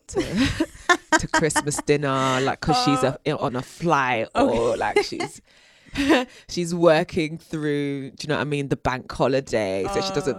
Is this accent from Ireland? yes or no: no; South London, London, United Kingdom; the fact that I'm from South London, like the kind of jokes that I make